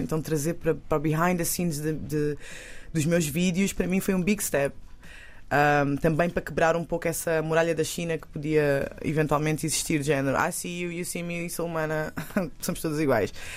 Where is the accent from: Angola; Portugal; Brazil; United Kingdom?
Portugal; Eu nasci cá em Portugal, uhum. mas tenho África e Ásia no meu sangue. Um, e cresci muito com ambas as culturas, hum. e inclusive a portuguesa também